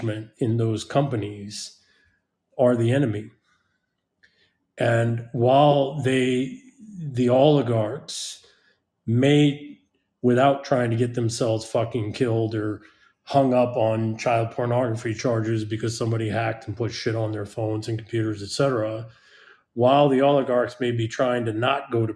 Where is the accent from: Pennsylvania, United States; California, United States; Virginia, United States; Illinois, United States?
California, United States; Silicon Valley; I come from Silicon Valley.